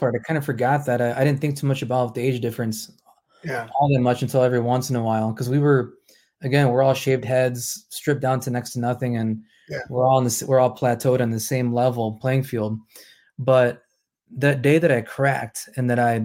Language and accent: English; Holland, Michigan, United States; also born or lived in Manistee, Michigan; I was born and raised here in the Mitten State